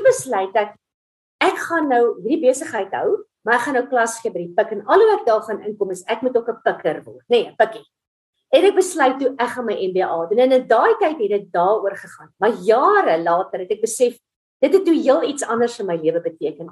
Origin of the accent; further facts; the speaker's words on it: Middelburg, Mpumalanga, South Africa; So ek is 'n Middelburg kind. Ek het in Platteland groot geword, Middelburg Hoërskool gematrikuleer.